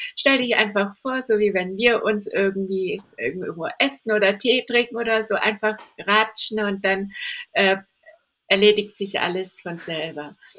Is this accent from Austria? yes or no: no; Candolim, Goa, India; now in Stuttgart, Germany; ich bin in Indien aufgewachsen, ich bin barfuß rumgelaufen im Dschungel.